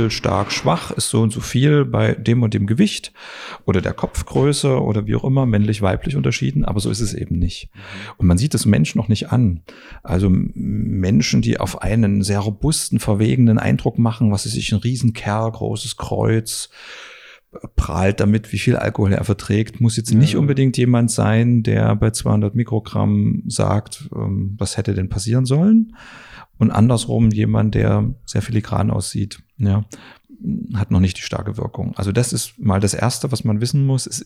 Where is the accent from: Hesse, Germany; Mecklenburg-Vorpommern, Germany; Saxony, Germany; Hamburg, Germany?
Saxony, Germany; Dresden; born there; moved away; ich bin aber in Dresden geboren und bin sozusagen, habe dann das Tal der Ahnungslosen verlassen